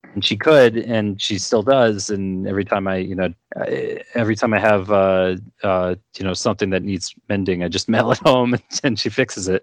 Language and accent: English; New York, United States; I grew up in New York